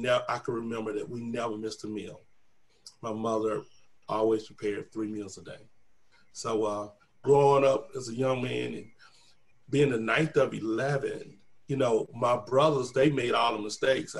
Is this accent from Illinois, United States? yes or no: no; East Springs, South Carolina, United States; I was born in East Springs, South Carolina, a little small town